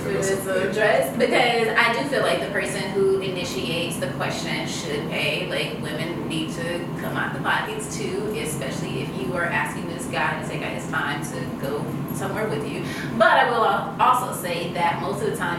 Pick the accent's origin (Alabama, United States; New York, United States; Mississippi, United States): Mississippi, United States; now in Los Angeles, United States; I am from the South, I'm from Mississippi